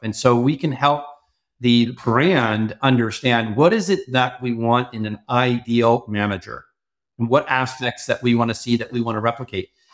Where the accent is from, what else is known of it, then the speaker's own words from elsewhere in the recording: Toronto, Ontario, Canada; I grew up in Toronto, but worked a lot in the U S in my early careers.